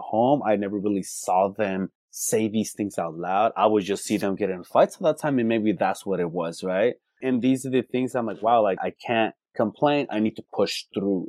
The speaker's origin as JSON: {"language": "English", "region": "California", "country": "United States", "tie": "born or raised there", "said": "Born and raised in California"}